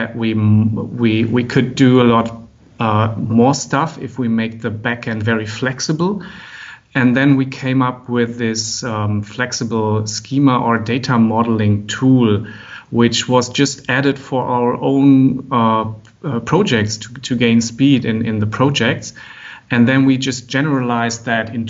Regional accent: Germany; also born or lived in Frankfurt; from Germany. I'm living and working in Frankfurt

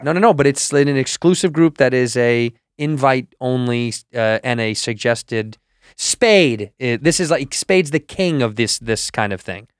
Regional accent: Chicago, Illinois, United States; I'm every kid from Chicago

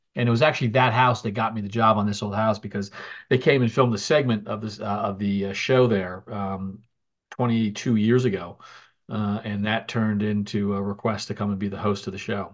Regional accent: New Jersey, United States; moved away as an adult; now in Massachusetts, United States; I'm a New Jersey native, and I spent my childhood there

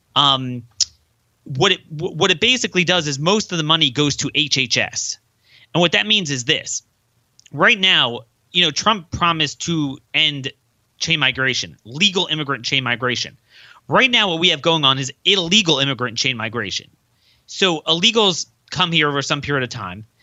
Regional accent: Baltimore, Maryland, United States; my hometown of Baltimore

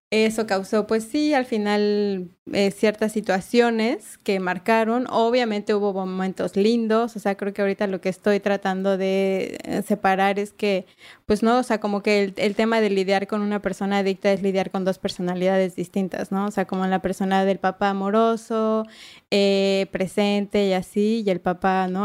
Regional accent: Mexico City, Mexico; yo nací en la, en la CDMX ahí en el IMSS

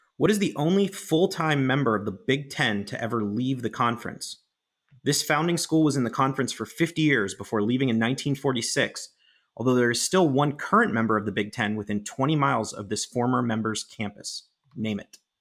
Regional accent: Pittsburgh, Pennsylvania, United States; my hometown Pittsburgh

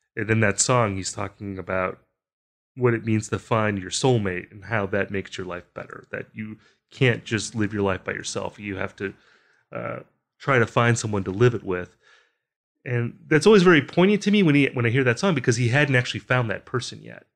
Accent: Wisconsin, United States; I'm from Wisconsin

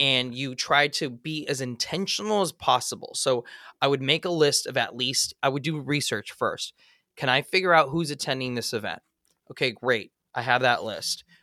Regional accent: Los Angeles, California, United States; As a kid, I, I grew up in Eagle Rock, California.

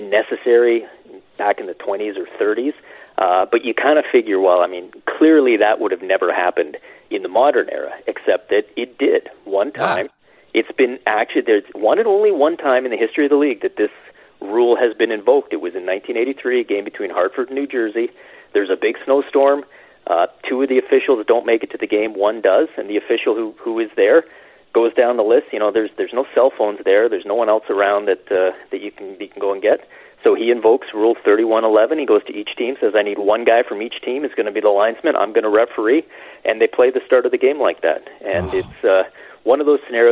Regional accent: Canada; as a Canadian fan

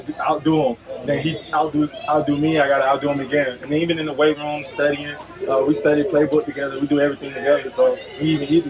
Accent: Atlanta, Georgia, United States; moved away; I grew up in Atlanta

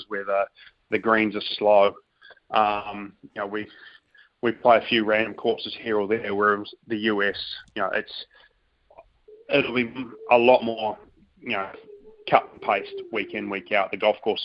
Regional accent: New Zealand; growing up in New Zealand

